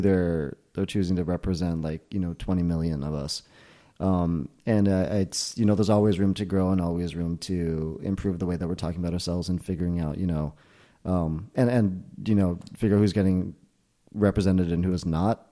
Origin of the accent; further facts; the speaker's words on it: Millburn, New Jersey, United States; This was in Jersey. This was in Milburn, New Jersey, where I, we were known for having invented Ultimate Frisbee